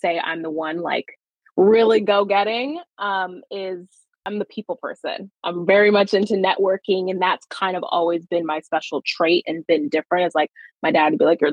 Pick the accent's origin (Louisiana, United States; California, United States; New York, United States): California, United States; Los Angeles; I was born and raised in California. And then to be very exact, I'm from like San Fernando Valley. So like Sylmar, Pacoima, that kind of area